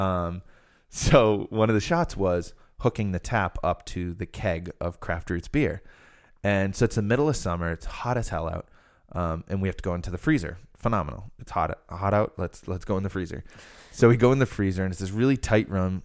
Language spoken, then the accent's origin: English; Rhode Island, United States